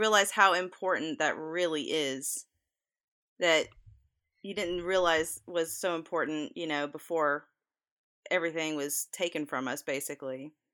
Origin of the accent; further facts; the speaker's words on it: the South, United States; I'm from the South